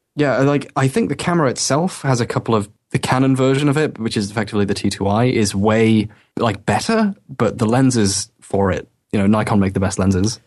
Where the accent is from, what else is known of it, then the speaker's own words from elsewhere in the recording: England, United Kingdom; moved away as an adult; now in Wales, United Kingdom; I'm from Britain, well, England, but, uh, I'm at university right now in Wales